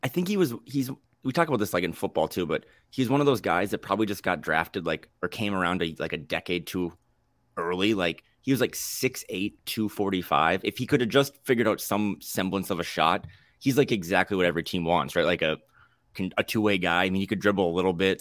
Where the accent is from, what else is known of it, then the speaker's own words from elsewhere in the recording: North Dakota, United States; now in Portland, United States; I'm from North Dakota, born and raised